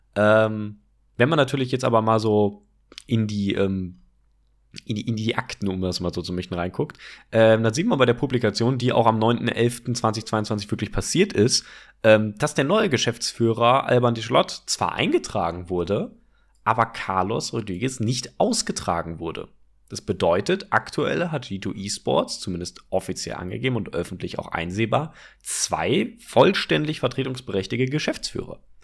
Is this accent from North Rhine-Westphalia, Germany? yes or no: yes; Cologne area, North Rhine-Westphalia, Germany; wir kommen ja aus dem Kölner Raum